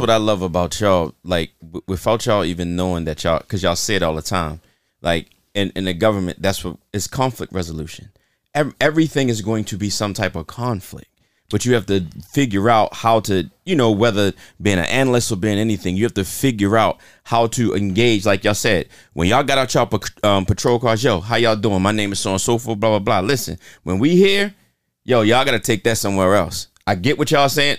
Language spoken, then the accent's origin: English; Baltimore, Maryland, United States; I'm from South Baltimore